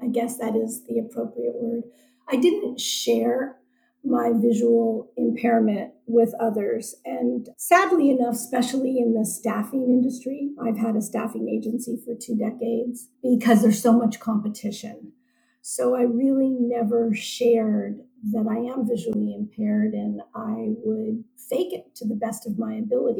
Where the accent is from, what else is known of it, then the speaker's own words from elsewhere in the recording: San Francisco, California, United States; also born or lived in Seattle, Washington; I was born in Seattle, Washington, and we moved to San Francisco when I was 7 months old. So I consider myself a San Francisco native